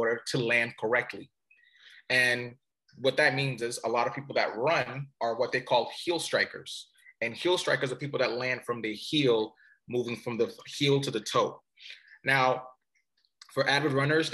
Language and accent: English; Cameroon; moved away; So originally I'm from Cameroon. Cameroon is in Africa. And my father was coming here to do his studies